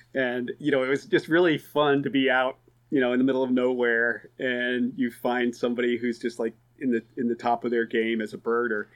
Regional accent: Oregon, United States; moved away as an adult; also born or lived in Tanzania; now in East Coast, United States; I grew up in Oregon

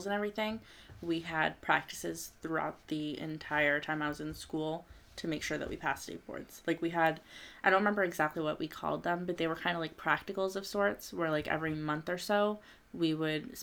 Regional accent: south of Boston, Massachusetts, United States; I'm a little bit south of there

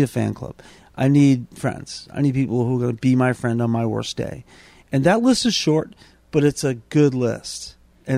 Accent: Boston, Massachusetts, United States; I grew up in South Boston, and thought I was a tough kid

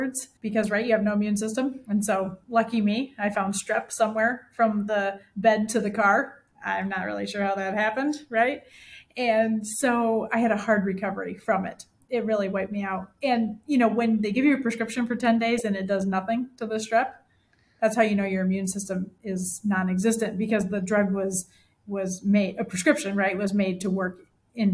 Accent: Michigan, United States; now in Central Illinois, United States; I grew up in Michigan, so Lake Michigan is gorgeous

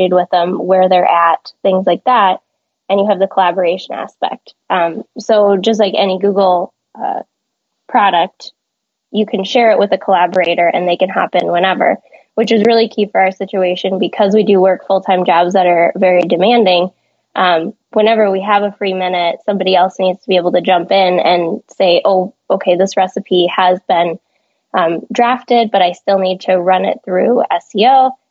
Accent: California, United States; moved away; I'm from California

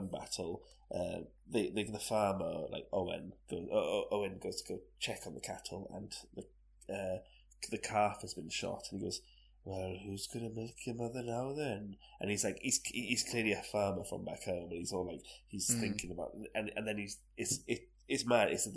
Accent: Wales, United Kingdom

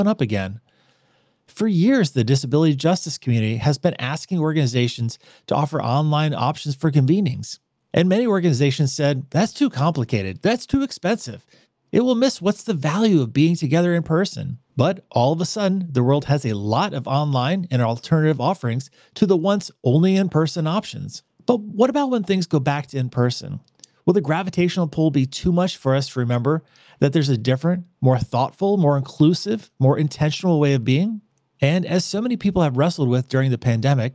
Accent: Midwest, United States; now in New York City, United States; a Midwesterner who made my way to New York City

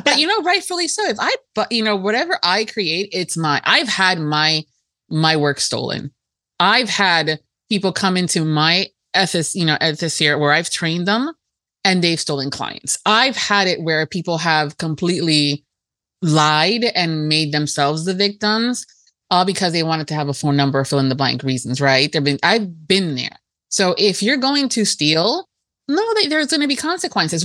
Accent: Miami, Florida, United States; i am first generation american and we were very americanized in in my miami house

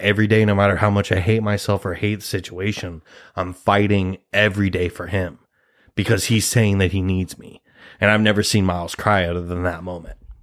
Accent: Nebraska, United States; we're both two Nebraska boys

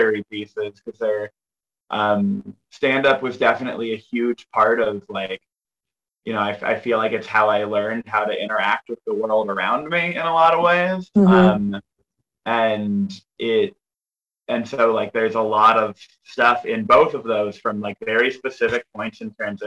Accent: Northern Virginia, United States; also born or lived in Los Angeles, California; I grew up in Northern Virginia, and I would drive 30 minutes to the count, like one county over into Fairfax

